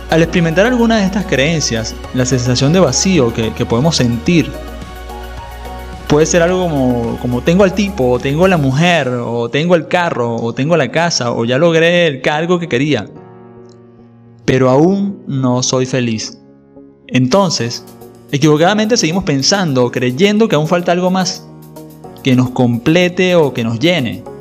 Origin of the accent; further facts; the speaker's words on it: Venezuela; cuando vivía en mi país natal, Venezuela, cuando las libertades y las condiciones de seguridad y la calidad de vida habían sido realmente secuestradas por el régimen de turno